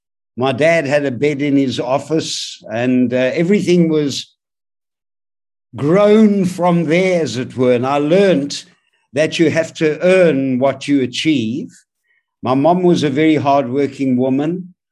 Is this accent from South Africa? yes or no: yes; Johannesburg, Gauteng, South Africa; I grew up in Johannesburg in Bellevue, Yeovil Boys Primary, and then Highlands North High.